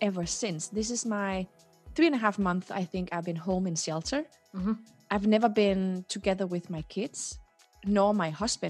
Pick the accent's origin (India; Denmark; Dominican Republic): Denmark; also born or lived in Morocco; And then in 1975, when I was born in December, there was a social unrest in Morocco, and my mom and dad decided shortly after I was born to return to Denmark.